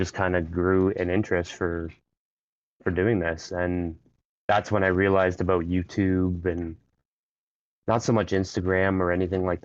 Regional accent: Ontario, Canada; I'm from Ontario, Canada

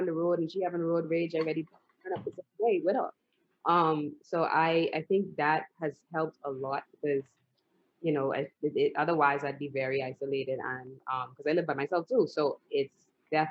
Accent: Bahamas; now in United States; I'm from the Bahamas

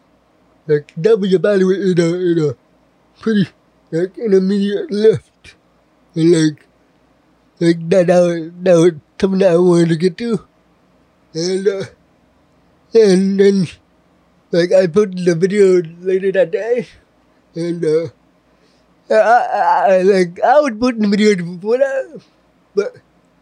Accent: Westminster, Maryland, United States; also born or lived in Vietnam; I was born in Vietnam. Stayed there for the first year of my life, and then I was forcibly adopted by a single mother who had a Korean son already, which he became my brother, and she brought me over to America. We live in Westminster, Maryland. But I've had a really good, really good childhood

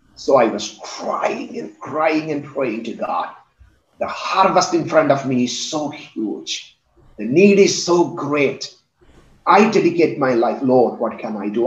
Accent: India; I come from India

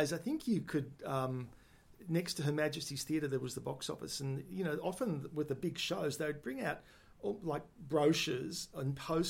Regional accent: Melbourne, Victoria, Australia; also born or lived in Adelaide / Sydney / New Zealand; I was born in the Footscray Hospital, which is now the Western General Hospital. And grew up for the first 10, 11 years in Yarraville

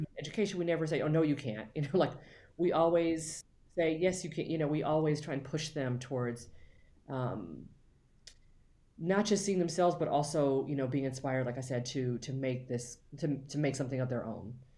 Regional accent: Los Angeles, California, United States; I'm from L A, born and raised

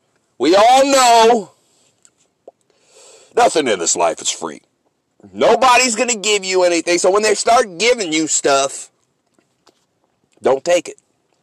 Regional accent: San Francisco, California, United States; I'm from San Francisco. I'm a 49er fan.

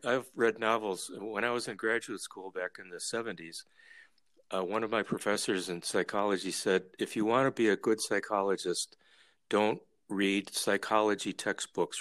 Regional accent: Minnesota, United States; moved away as an adult; we're from Minnesota.

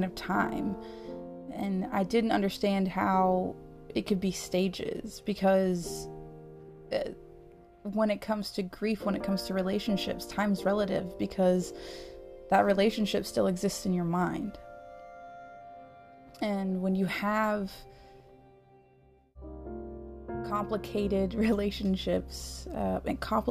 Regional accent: United States; moved away as an adult; I've come back to a country, my homeland

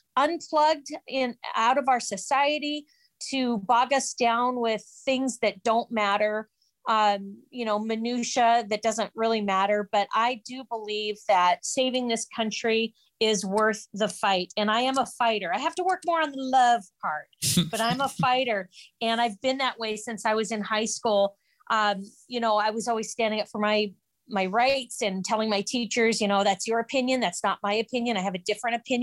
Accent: Spokane, Washington, United States; now in Western Washington, United States; I was raised in Spokane for a lot of years

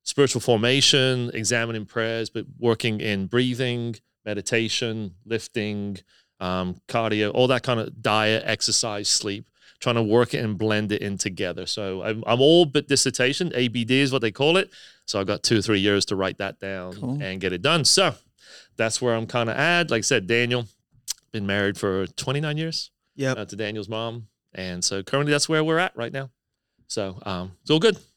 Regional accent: England, United Kingdom; moved away as an adult; Born and raised in England. That's why I sound kind of funny.

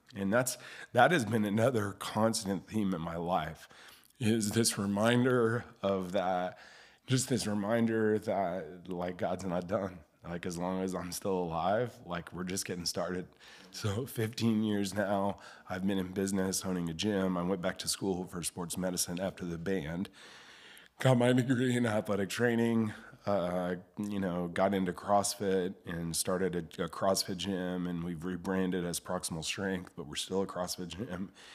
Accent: Springfield, United States; also born or lived in Charlotte, North Carolina; I grew up here in Springfield

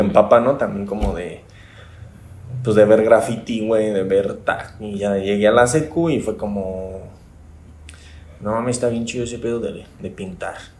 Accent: Morelia, Michoacán, Mexico; also born or lived in Tequisquiapan, Querétaro; nací aquí en Morelia en el año de 1987

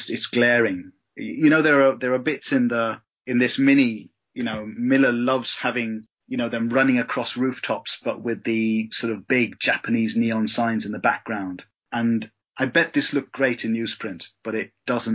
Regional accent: India; moved away as an adult; also born or lived in England; I was born in England, but my folks moved back to India and I was in India for 20 years before I came back.

